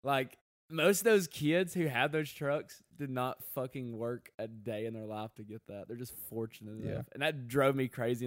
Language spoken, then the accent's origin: English; the South, United States; I'm a guy from the South